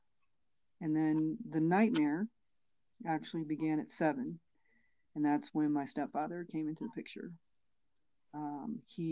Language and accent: English; Maryland, United States; I'm originally from Maryland